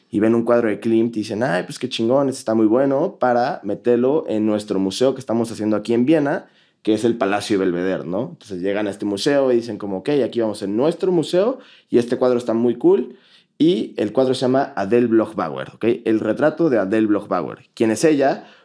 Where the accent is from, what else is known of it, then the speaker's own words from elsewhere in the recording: Germany; No, no, no, me creo. Soy alemán.